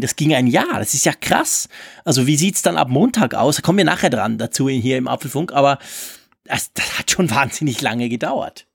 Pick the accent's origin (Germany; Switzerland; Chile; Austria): Switzerland; wir Schweizer